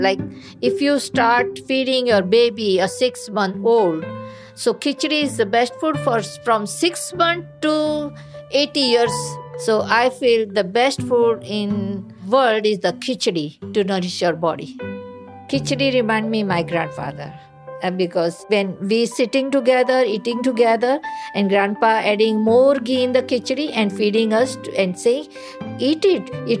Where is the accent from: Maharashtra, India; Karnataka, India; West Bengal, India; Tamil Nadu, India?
Maharashtra, India; Mumbai; moved away as an adult; also born or lived in Kew Gardens, New York City; now in New York City, United States; I'm from Mumbai, India, and I'm here in New York City, Kew Garden, from 1999. I grew up in a very conservative family